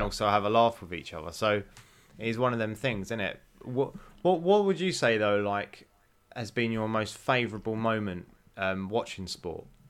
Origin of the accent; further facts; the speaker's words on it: United Kingdom; I felt like being British was, was a sort of very sort of proud moment during them Olympics